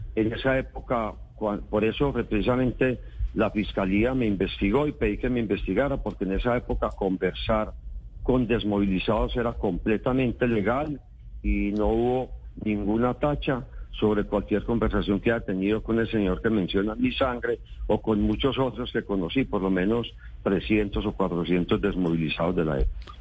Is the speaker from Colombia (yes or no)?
yes; Antioquia, Colombia; yo soy un dirigente antioqueño